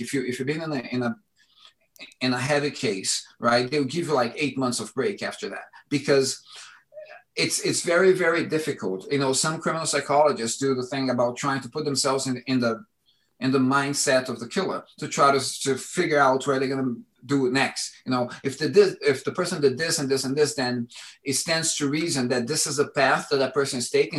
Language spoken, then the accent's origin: English; Brasília, Federal District, Brazil; now in London, United Kingdom; my childhood in Brazil